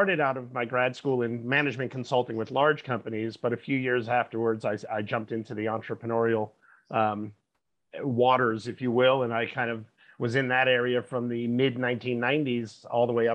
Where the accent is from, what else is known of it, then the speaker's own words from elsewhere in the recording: New York, East Coast, United States; moved away as an adult; now in San Francisco Bay Area, United States; I'm originally from the East Coast of the US, and I grew up in the New York, New Jersey area